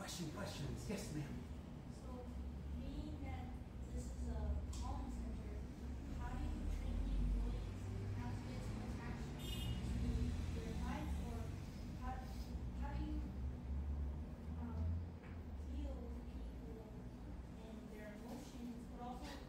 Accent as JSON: {"language": "English", "town": "Philadelphia", "region": "Pennsylvania", "country": "United States", "moved": "as an adult", "lives_now": "Costa Rica", "said": "I'm from Philly"}